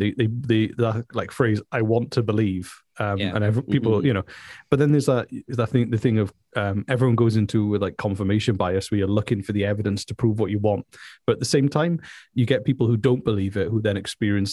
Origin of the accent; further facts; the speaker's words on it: South Wales, United Kingdom; I'm from South Wales